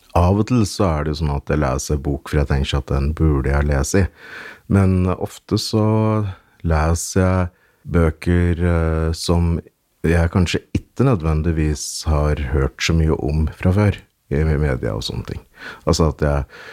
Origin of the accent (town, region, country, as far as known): Hedmarken, Innlandet, Norway; born or raised there; accent: Hedmark dialect